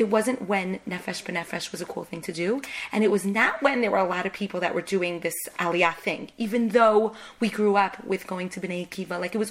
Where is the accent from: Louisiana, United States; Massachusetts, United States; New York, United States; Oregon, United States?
New York, United States; New York City; now in Israel; I was born in Manhattan, and my parents always had a tremendous passion for Eretz Yisrael. and they always wanted to make Aliyah. And they did actually make Aliyah all together, myself and my siblings. We made Aliyah in 1990, the year of the Gulf War.